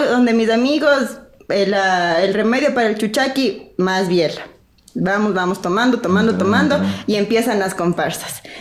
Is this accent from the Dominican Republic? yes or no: no; Guaranda, Bolívar, Ecuador; yo soy de Guaranda, del centro del Ecuador, la ciudad de los eternos carnavales.